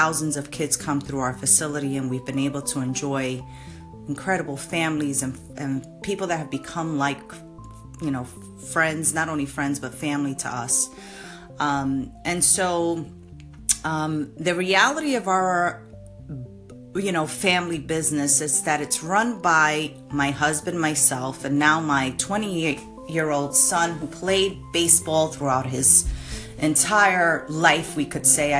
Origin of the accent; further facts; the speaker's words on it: New York City, New York, United States; We're both from the Bronx. We love our community.